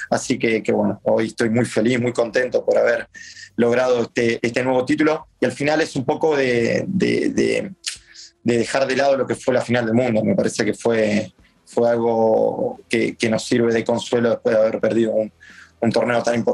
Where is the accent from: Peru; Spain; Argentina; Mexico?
Argentina; lo que nos diferencia de los demás como argentinos y como equipo es que damos ese 10% más que los demás.